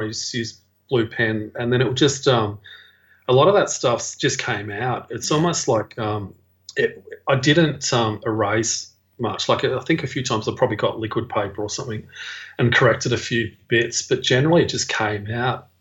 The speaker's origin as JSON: {"language": "English", "town": "Melbourne", "region": "Victoria", "country": "Australia", "tie": "born or raised there", "said": "I grew up in Preston when I was a kid. My parents were living there"}